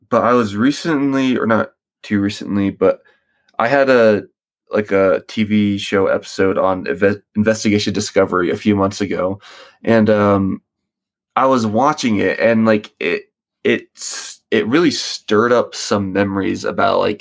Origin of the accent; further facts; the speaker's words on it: Charlotte, North Carolina, United States; also born or lived in Virginia Beach, Virginia; I was born in Virginia Beach, Virginia, 1998, and I moved to Charlotte, North Carolina with my family when I was 3, I think, in maybe like 2000, 2001